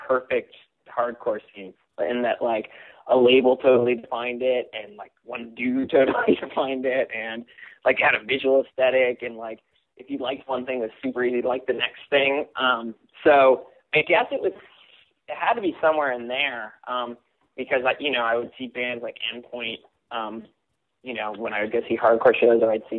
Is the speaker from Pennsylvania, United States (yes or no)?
no; Simi Valley, California, United States; I grew up in Simi Valley, California, which is west of Los Angeles. It's northwest Los Angeles.